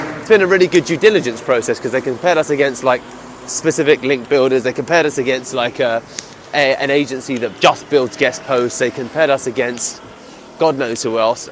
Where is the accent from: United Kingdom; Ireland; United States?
United Kingdom; accent: British; my British accent